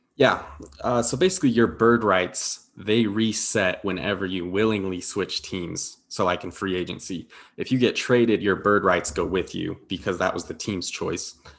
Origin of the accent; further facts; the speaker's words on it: Denver, Colorado, United States; moved away as an adult; now in Utah, United States; I grew up in Denver, but I'm out here right now